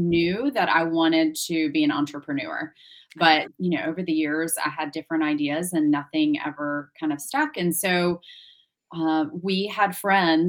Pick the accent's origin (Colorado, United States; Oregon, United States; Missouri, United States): Missouri, United States; St. Louis; I grew up in St. Louis, so pretty landlocked in the Midwest